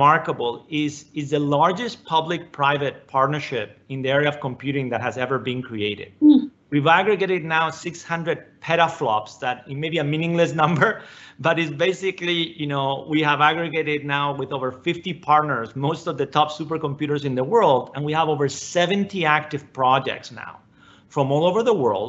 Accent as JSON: {"language": "English", "country": "Spain", "tie": "born or raised there", "moved": "as an adult", "lives_now": "United States", "said": "I came to the United States, for college and for grad school. I grew up in Spain"}